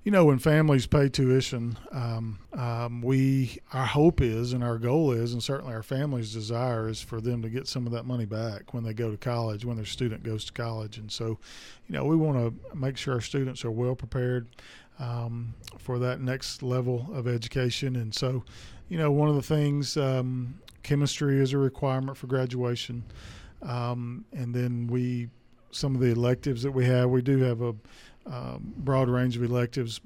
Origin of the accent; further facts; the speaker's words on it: Durant, Mississippi, United States; moved away as an adult; also born or lived in DeSoto County, Mississippi; I grew up in Durant, Mississippi, which is about two hours south of here.